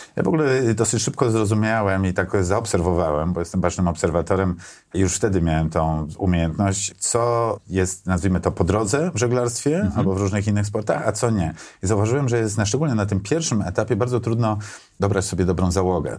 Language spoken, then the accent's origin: Polish; Warsaw, Masovian Voivodeship, Poland; Ja urodziłem się w Warszawie, na Pradze Południe mieszkałem, tam się wychowałem